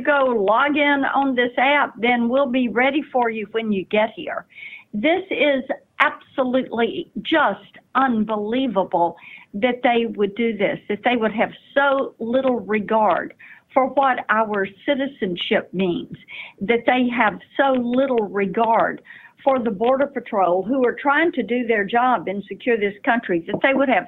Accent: Tennessee, United States; Tennessee, my home state.

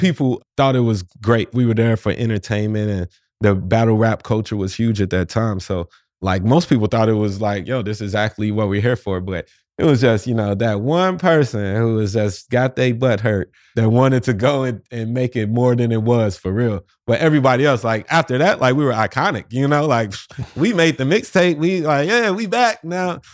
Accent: St. Louis, Missouri, United States; moved away as an adult; also born or lived in New York City / Orlando; I'm in my hometown of Saint Louis, Missouri right now

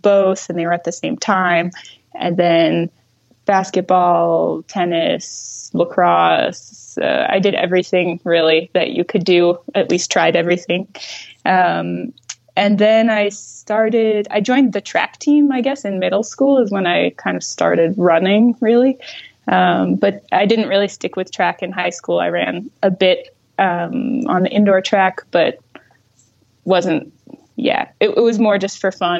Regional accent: Augusta, Maine, United States; also born or lived in Maritime Alps, France; now in France; I grew up in central Maine, just near Augusta, which is the capital of Maine.

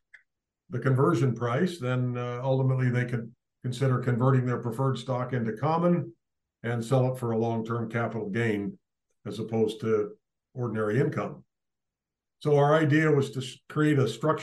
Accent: Spokane, Washington, United States; moved away as an adult; also born or lived in Idaho; now in California, United States; I was born and raised in Spokane

